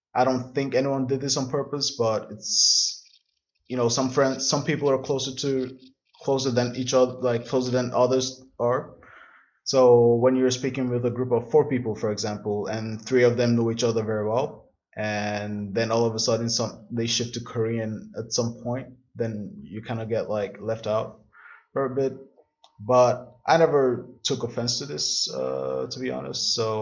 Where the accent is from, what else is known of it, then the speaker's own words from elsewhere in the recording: southern Nigeria, Nigeria; moved away as an adult; now in Berlin, Germany; I'm from the South. So a lot of the Southern people in Nigeria do go to school